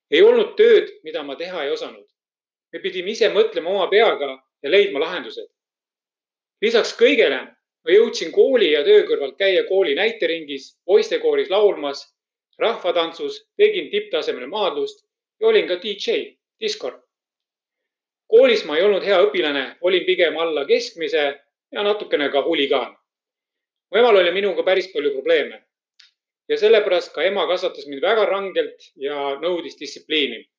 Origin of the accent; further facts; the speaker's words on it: Estonia; moved away as an adult; elu esimesed kõige tähtsamad kaheksateist eluaastat möödusid Venemaa poolt okupeeritud Eestis. mina kasvasin üles maal väga tagasihoidlikutes tingimustes.